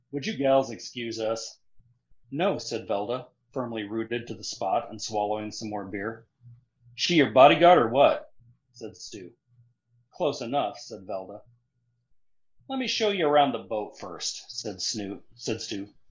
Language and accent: English; Nebraska, United States; also born or lived in South Carolina; now in Missouri, United States; I grew up in Nebraska